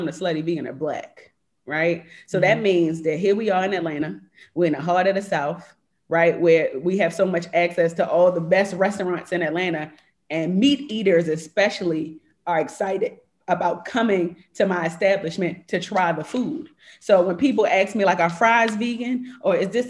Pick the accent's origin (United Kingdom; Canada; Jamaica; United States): Jamaica; I'm Jamaican